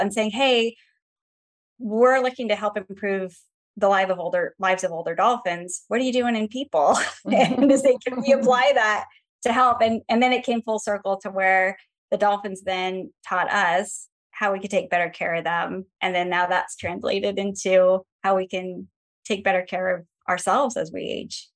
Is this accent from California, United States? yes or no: yes; Los Angeles, California, United States; also born or lived in Atlanta, Georgia; now in San Diego, United States; I grew up in Los Angeles and Chatsworth.